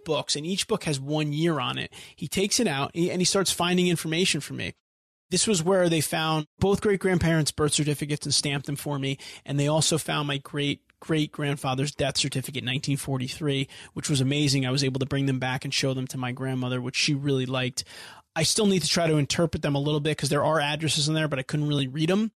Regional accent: United States; I'm American. My great-grandfather was born here.

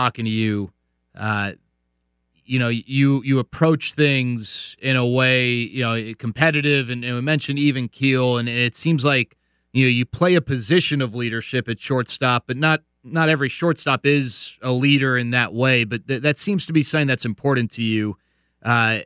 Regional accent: the Metroplex, Texas, United States; like a lot of us who grew up in the Metroplex

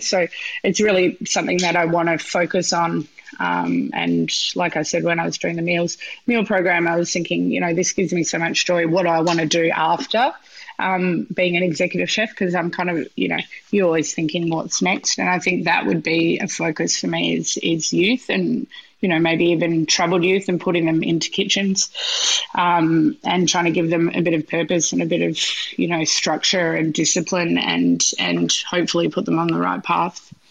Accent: Western Australia, Australia; moved away; get over to Western Australia, which is my hometown

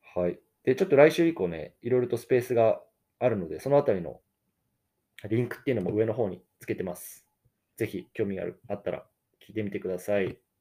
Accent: Japan; born or raised there; now in United States

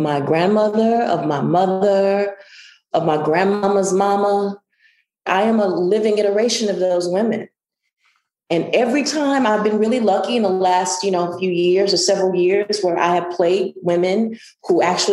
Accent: Southwest Mississippi, United States; moved away; And I'm from Southwest Mississippi

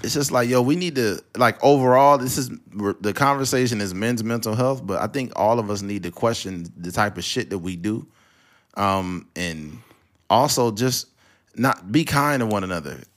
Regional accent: California, United States; I'm from California

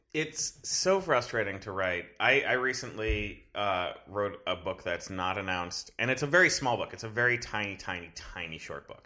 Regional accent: Fort Lauderdale, Florida, United States; moved away; I'm originally from South Florida

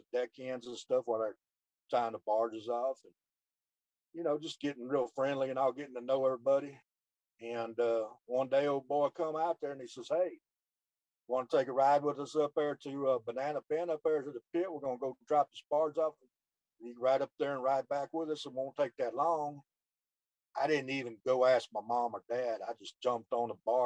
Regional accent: Houston, Texas, United States; also born or lived in Channelview, Texas; I grew up Channel View, Texas, and born and raised in Houston. I lived there almost all my life

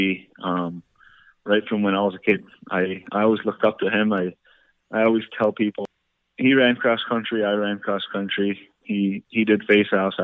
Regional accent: Onondaga Reservation, New York, United States; growing up on Onondaga Reservation

